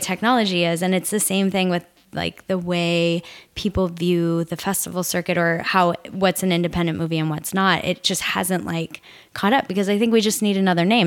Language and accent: English; Nebraska, United States; I grew up in Nebraska